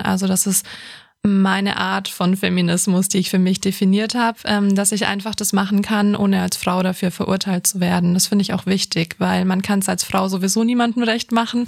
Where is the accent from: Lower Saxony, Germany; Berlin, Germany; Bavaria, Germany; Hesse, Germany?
Bavaria, Germany; Ich bin ja hier in Bayern aufgewachsen